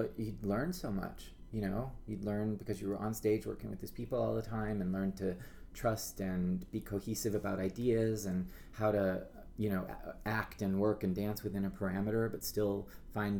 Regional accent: Reno, Nevada, United States; now in New York, United States; I am originally from Reno, Nevada

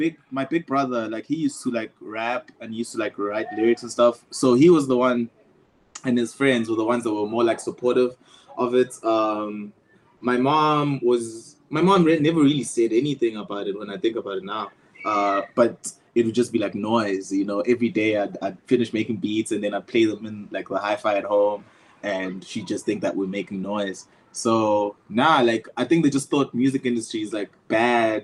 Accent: Empangeni, KwaZulu-Natal, South Africa; I grew up in Empangeni

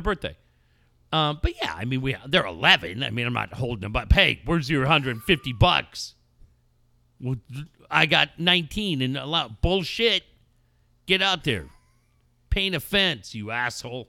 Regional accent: Cardiff-by-the-Sea, California, United States; growing up in Cardiff and being lucky enough to be living

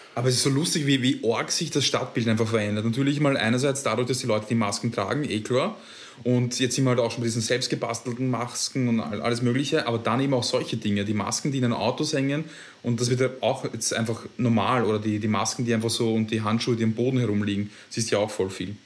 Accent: Vienna, Austria; ich als Wiener

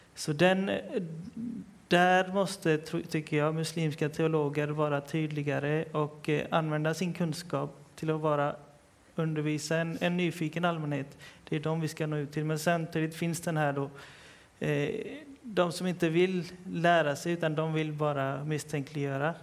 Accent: Partille, Västra Götaland, Sweden; jag är för, själv född och uppvuxen i Partille

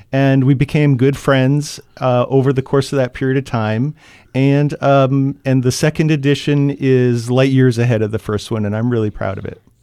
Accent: Franklin, New Hampshire, United States; I grew up in Franklin

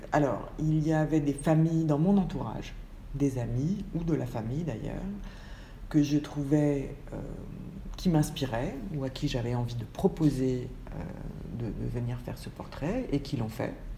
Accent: Paris, Île-de-France, France; moved away as an adult; also born or lived in Manchester; je suis née à Paris il y a 52 ans

